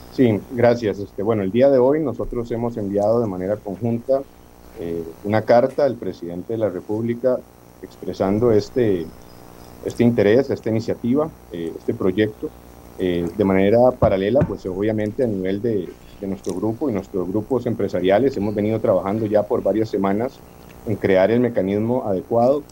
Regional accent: Costa Rica; Nosotros como costarricenses

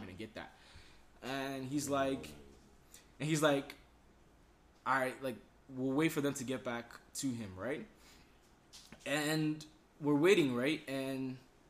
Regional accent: Nigeria; now in United States; I'm Nigerian

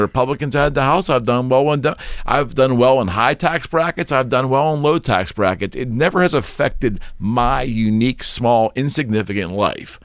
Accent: United States; as an American

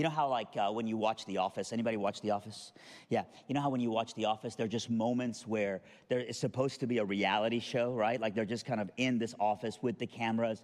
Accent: Iran; I'm from Iran.

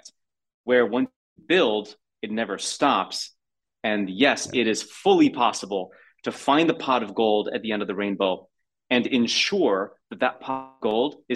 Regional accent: United States; as an American

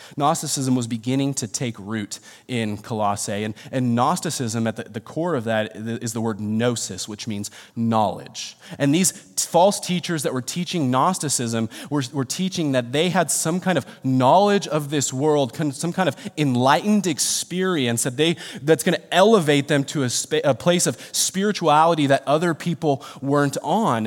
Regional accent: Rancho Cucamonga, California, United States; I'm born and raised in Rancho.

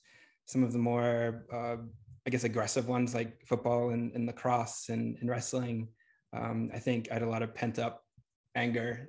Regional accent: Bedford, New Hampshire, United States; moved away as an adult; now in Santa Monica, United States; I grew up in Bedford, New Hampshire.

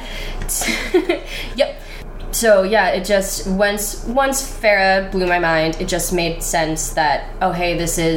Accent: New York, United States; I'm from New York

